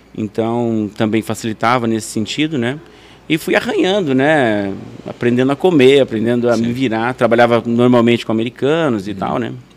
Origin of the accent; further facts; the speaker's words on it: Faxinal, Brazil; moved away as an adult; also born or lived in Hyannis Port, Massachusetts, United States; com 18 anos, eu saí de Faxinal